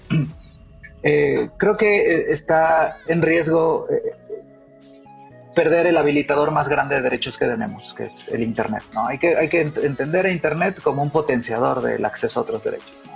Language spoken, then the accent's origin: Spanish; Mexico; nosotros como mexicanas, como mexicanos